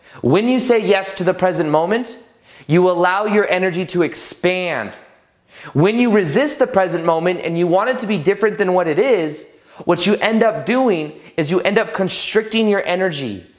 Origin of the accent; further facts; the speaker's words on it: Las Vegas, Nevada, United States; We're from Vegas. I'm from Vegas